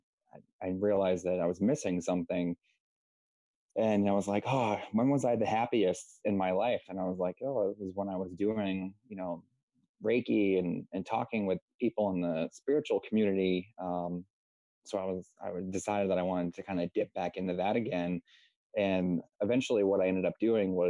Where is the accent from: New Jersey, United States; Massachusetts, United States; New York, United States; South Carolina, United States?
Massachusetts, United States; South Shore; I'm from Massachusetts over in the United States, in like the South Shore area